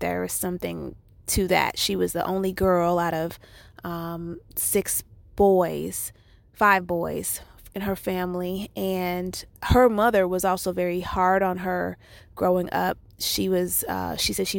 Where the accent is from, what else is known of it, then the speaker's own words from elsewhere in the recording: Chicago, Illinois, United States; I was born and raised in Chicago, Illinois